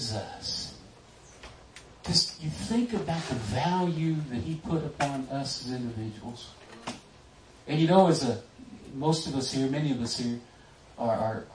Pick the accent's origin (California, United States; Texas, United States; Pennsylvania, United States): Texas, United States; I was raised in Texas